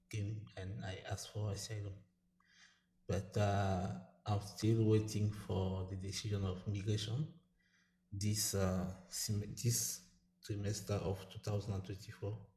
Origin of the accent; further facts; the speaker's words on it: Cameroon; moved away; also born or lived in Belarus; I come from Cameroon, but uh, not directly because I was living in Belarus. I spent years in Belarus so yeah, but I left Cameroon because I was uh, persecuted about my sexual orientation.